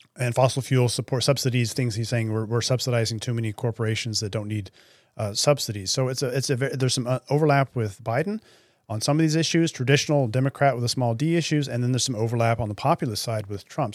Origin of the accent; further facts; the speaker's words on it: United States; accent: American; I am, if you can hear from my accent, an American citizen